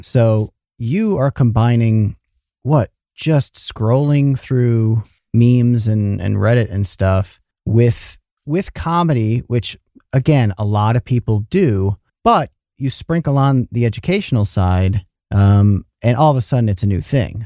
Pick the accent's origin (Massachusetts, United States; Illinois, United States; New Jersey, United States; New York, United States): New York, United States; Matt and I grew up in New York